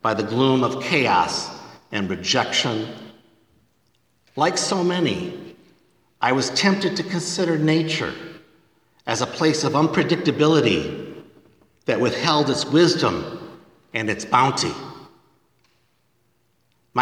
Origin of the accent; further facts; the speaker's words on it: northern Michigan, United States; my home state in northern Michigan